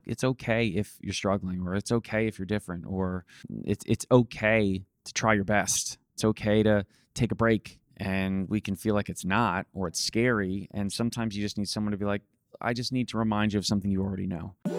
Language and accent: English; New Jersey, United States; I was from New Jersey